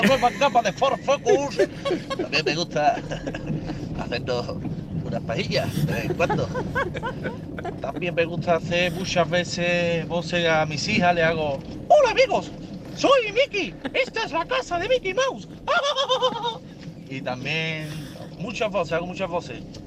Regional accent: Seville, Andalusia, Spain; yo soy de Sevilla

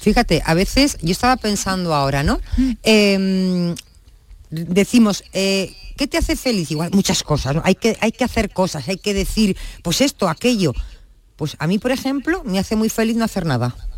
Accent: Spain; nosotros, como ciudadanos españoles

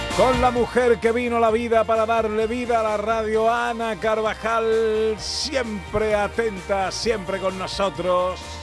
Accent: Isla Cristina, Andalusia, Spain; En mi pueblo, en Isla Cristina

